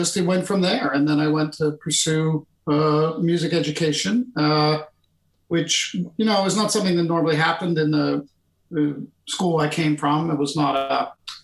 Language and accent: English; Pittsburgh, Pennsylvania, United States; moved away as an adult; now in Boston, United States; I went home to my hometown in Pittsburgh